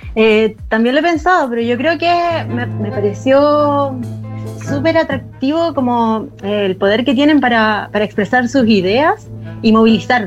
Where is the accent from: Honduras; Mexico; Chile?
Chile; also born or lived in Argentina; Soy, soy chilena y me fui con mi familia. Bueno, vivía mi abuela y mi tío allá. Y me fui al 85 y volví al 90 acá a Chile